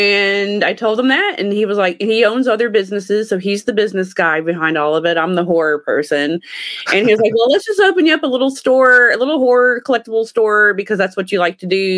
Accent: Illinois, United States; also born or lived in Texas / Alabama; now in Las Vegas, United States; I'm actually from Illinois. I was born in Illinois.

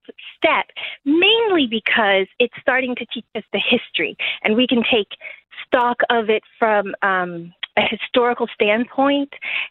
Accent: the South, United States; I'm so proud to be from the South. Even with the struggles and being African American, there's just a really warm feeling for me personally

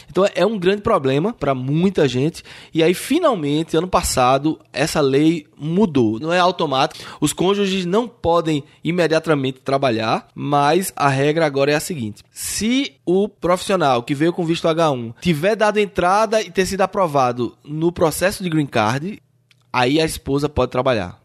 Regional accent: Brazil; now in United States; como brasileiro

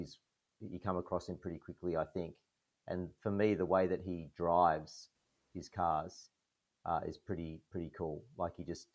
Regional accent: Sydney, New South Wales, Australia; moved away; I'm originally from Sydney

